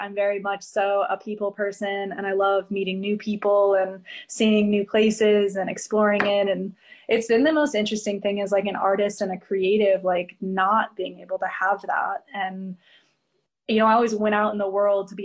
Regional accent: Springfield, Illinois, United States; now in Phoenix, United States; I'm from Springfield, Illinois, so I'm a Midwest girl at heart

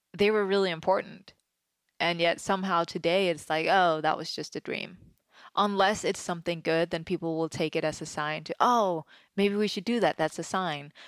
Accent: Denmark; now in Los Angeles, United States; growing up, I grew up in Denmark, which is very different than you know, small town country Denmark

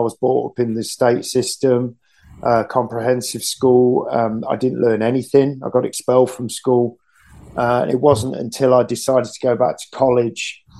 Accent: England, United Kingdom; Because we're English primarily, you know.

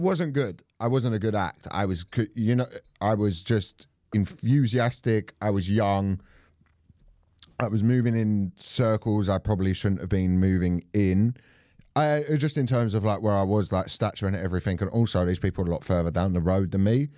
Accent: Croydon, London, United Kingdom; I'm from South London

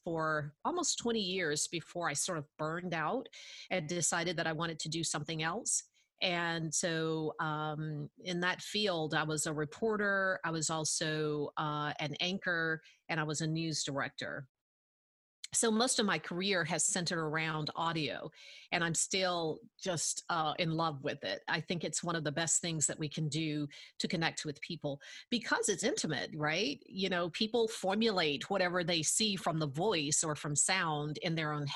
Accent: Tuscumbia, Alabama, United States; I am actually from the Shoals area. I was born and reared in Tuscumbia, went through the Tuscumbia system

